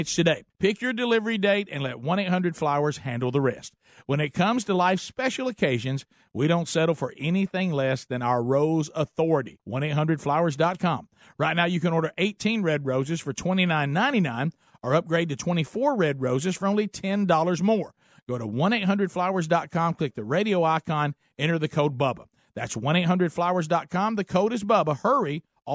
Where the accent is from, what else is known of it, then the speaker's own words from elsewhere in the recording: Alabama, United States; We're from Alabama